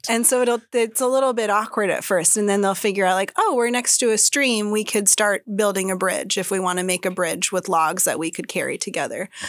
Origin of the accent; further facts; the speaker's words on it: Sitka, Alaska, United States; also born or lived in Oregon / Washington; now in Juneau, United States; I grew up in Sitka and then I lived uh, down in Oregon and Washington for a while